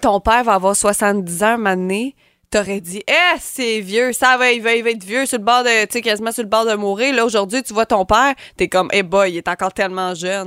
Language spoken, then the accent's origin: French; Montérégie, Quebec, Canada; chez nous en Montérégie